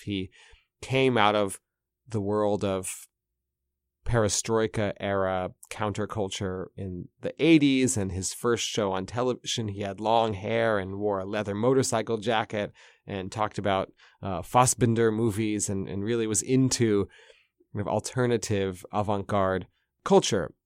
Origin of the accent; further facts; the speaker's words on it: United States; now in Moscow, Russia; As a American journalist in Russia